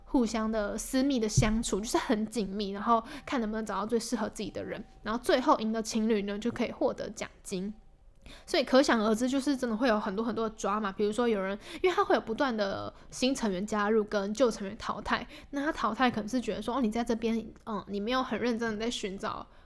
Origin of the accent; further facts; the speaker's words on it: Taipei, Taiwan; 因为我是台北人嘛，然后我就住家里，所以就跟家人住